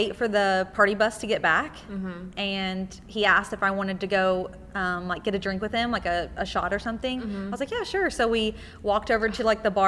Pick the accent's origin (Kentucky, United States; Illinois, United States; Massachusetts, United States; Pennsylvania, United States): Kentucky, United States; Nicholasville; moved away as an adult; also born or lived in Lexington, Kentucky; I'm from Nicholasville, Kentucky